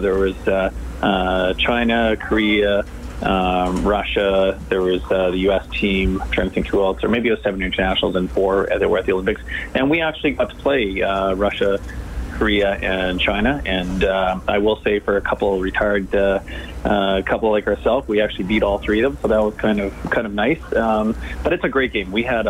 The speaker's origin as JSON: {"language": "English", "country": "Canada", "said": "You know, as a Canadian, I see our medal count rising."}